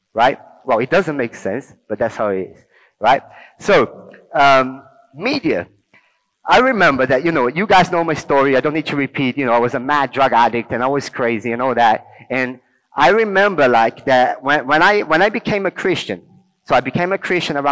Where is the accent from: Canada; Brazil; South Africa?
Brazil; Rio de Janeiro; English is a second language; now in England; I grew up in Rio, in Brazil